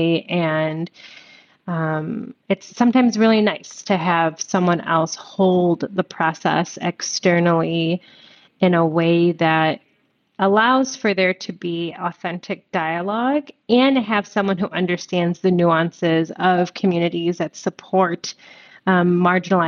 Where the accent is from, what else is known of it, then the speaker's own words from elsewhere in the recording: Chicago, Illinois, United States; I'm born and raised in Chicago